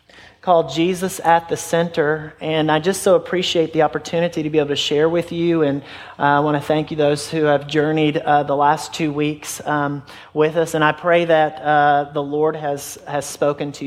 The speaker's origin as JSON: {"language": "English", "region": "Middle Tennessee", "country": "United States", "tie": "born or raised there", "also_born_or_lived": "Flint, Michigan / California / Georgia / Murfreesboro, Tennessee", "said": "we've been in Middle Tennessee since I was in kindergarten"}